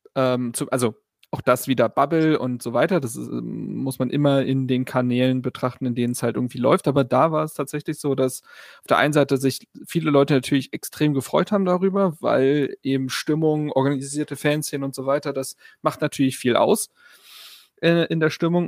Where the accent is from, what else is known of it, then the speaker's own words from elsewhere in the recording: Berlin, Germany; Ich bin ja auf der Schulfarm Insel Schafberg zur Schule gegangen